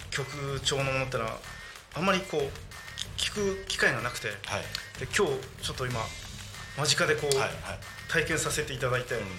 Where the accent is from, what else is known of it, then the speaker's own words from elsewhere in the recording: Choshi, Chiba, Japan; 出身は銚子です。銚子あ千葉県銚子。